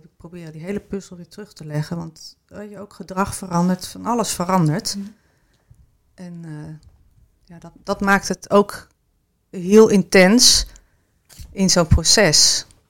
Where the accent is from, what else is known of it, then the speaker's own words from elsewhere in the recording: Kampen, Overijssel, Netherlands; also born or lived in Switzerland / Amsterdam / Arnhem; now in Rotterdam, Netherlands; ik woon in Rotterdam en ik kom oorspronkelijk uit Kampen.